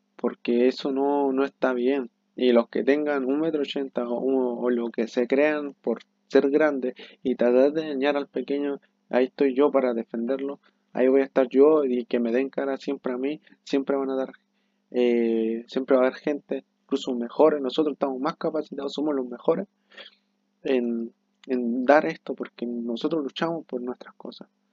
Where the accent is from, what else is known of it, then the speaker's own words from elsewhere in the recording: Chile; soy de Chile